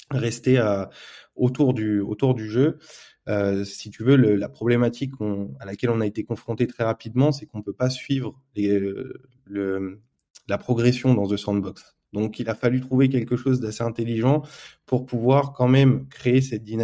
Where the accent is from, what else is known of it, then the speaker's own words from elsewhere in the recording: France; je vais parler en tant que en tant que Français qui monte une boîte crypto en France.